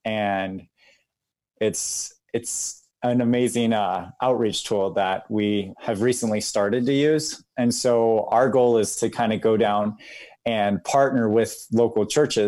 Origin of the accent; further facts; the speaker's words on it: Lima, Peru; moved away as an adult; now in United States; And so basically the majority of my life I spent growing up in Lima, Peru. So I grew up there playing soccer and sharing the gospel, and then came back to the States to study.